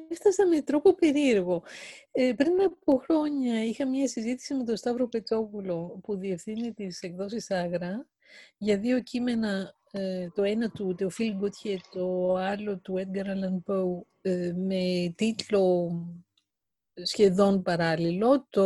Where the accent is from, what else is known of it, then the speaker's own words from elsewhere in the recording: Greece; moved away; also born or lived in Paris, France; Και όταν έφυγα από την Ελλάδα το 1981 και έφτασα στο Παρίσι